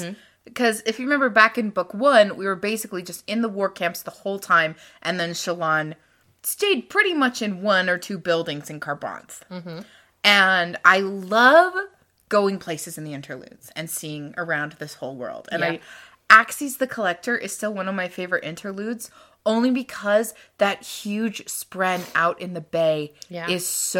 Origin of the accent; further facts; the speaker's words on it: Louisiana, United States; most buildings, palaces, huts that are in a book are vaguely based off the layout of the house we grew up in Louisiana.